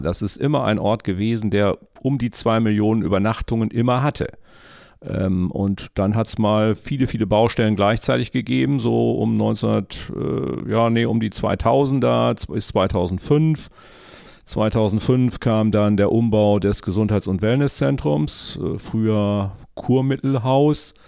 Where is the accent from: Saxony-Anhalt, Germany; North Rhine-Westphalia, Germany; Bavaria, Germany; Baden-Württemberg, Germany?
North Rhine-Westphalia, Germany; Bad Oeynhausen; moved away as an adult; also born or lived in Wangerooge; Wir kommen ja aus Bad Oeynhausen aus der Historie heraus